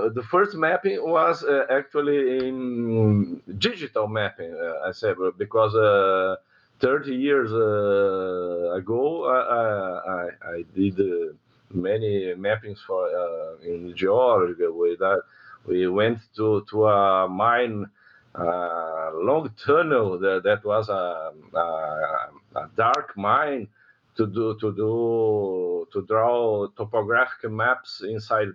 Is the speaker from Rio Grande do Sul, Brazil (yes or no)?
yes; Porto Alegre, Rio Grande do Sul, Brazil; I'm living in Porto Alegre. I was born here in the southernmost state of Brazil, Rio Grande do Sul